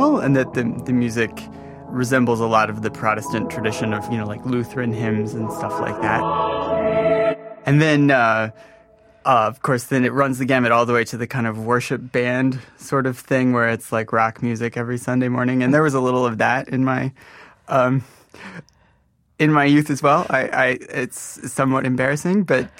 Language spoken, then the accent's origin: English; Modesto, California, United States; born or raised there; moved away as an adult; also born or lived in Grand Rapids, Michigan / Rockford, Illinois